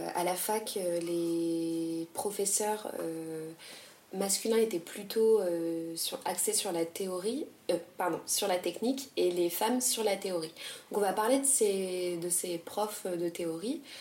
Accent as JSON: {"language": "French", "country": "France", "said": "on est française"}